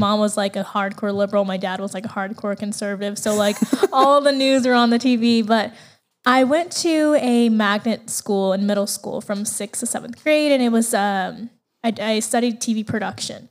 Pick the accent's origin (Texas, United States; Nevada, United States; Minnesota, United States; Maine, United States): Nevada, United States; Las Vegas; I was actually born and raised in Las Vegas.